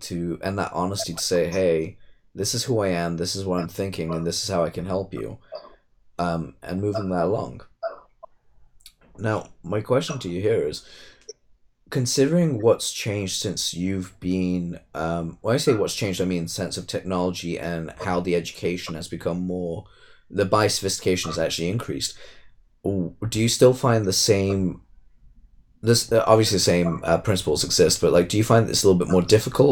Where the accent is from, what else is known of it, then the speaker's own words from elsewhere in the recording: England, United Kingdom; I'm from England.